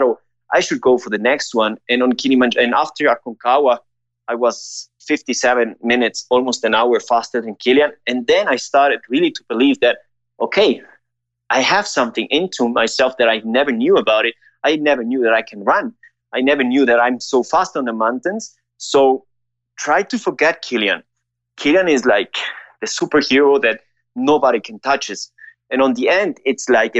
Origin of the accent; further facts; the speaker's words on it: Ecuador; I grew up here in Ecuador